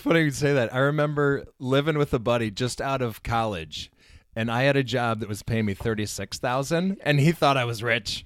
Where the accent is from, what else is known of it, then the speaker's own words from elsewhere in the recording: Chicago, Illinois, United States; also born or lived in Saint Louis, Missouri; now in Minnesota, United States; growing up in Chicago